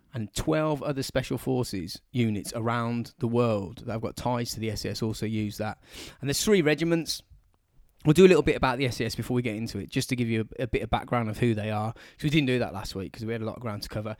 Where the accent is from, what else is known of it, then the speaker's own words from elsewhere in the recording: England, United Kingdom; we're English